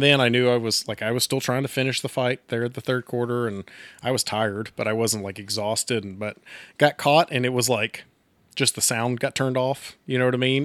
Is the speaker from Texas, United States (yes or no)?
yes; Texas, United States; now in Coffeyville, United States; I'm not from Coffeyville, I'm from Texas originally